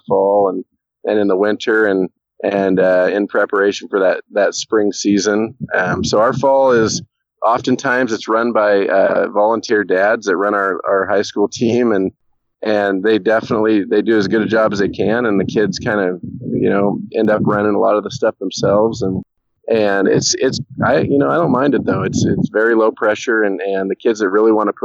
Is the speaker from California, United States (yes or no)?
no; Corvallis, Oregon, United States; I'm kind of born and raised in the Corvallis / Philomath, Oregon area